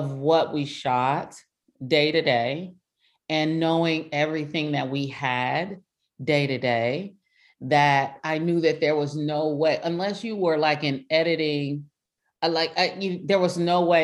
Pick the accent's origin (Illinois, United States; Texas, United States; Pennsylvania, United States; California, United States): California, United States; Compton; we're from Compton